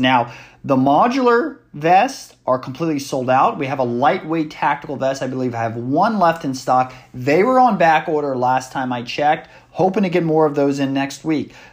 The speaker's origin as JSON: {"language": "English", "country": "United States", "said": "it is something we go through as Americans every four years"}